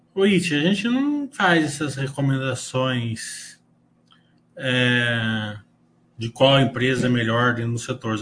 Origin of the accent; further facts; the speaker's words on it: Brazil; nós, como brasileiros